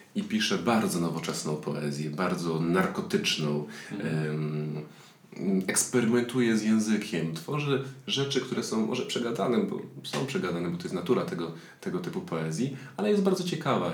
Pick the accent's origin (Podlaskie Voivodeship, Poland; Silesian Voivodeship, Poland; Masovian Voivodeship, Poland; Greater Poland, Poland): Silesian Voivodeship, Poland; jestem ze Śląska